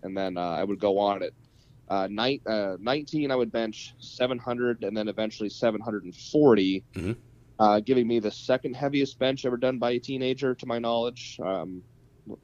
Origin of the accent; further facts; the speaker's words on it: northeastern Ohio, United States; also born or lived in Bozeman, Montana; now in Virginia, United States; I spent the majority of my life northeastern Ohio